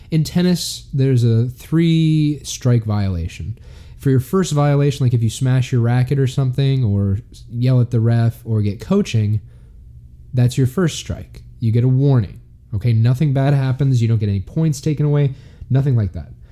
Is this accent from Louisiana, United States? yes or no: yes; New Orleans, Louisiana, United States; I'm from New Orleans, the Big Easy.